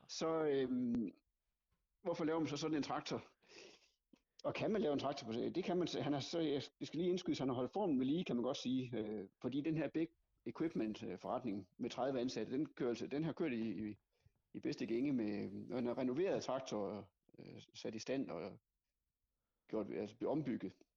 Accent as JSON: {"language": "Danish", "area": "West Jutland", "region": "Central Denmark Region", "country": "Denmark", "said": "jeg kommer fra Vestjylland"}